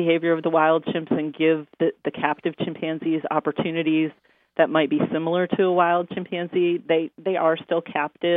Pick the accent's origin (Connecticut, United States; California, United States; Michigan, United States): Michigan, United States; I grew up in Michigan and had a forest behind my home